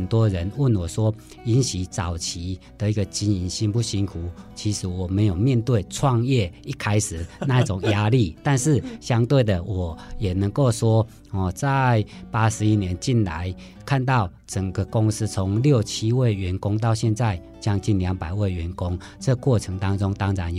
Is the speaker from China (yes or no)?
no; Sun Moon Lake, Nantou County, Taiwan; 我的故乡在南投日月潭。